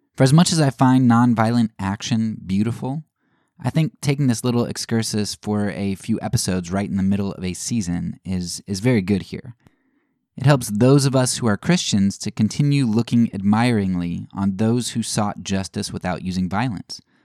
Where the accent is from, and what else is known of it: United States